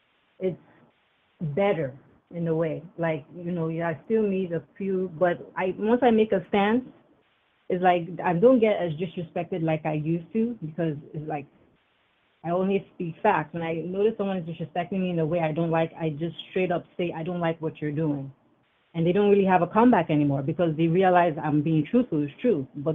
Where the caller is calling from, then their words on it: New York, United States; I'm Hi. Calling from New York.